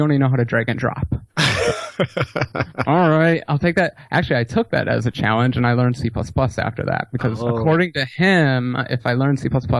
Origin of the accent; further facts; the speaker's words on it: Seattle, Washington, United States; I'm from Seattle, Washington.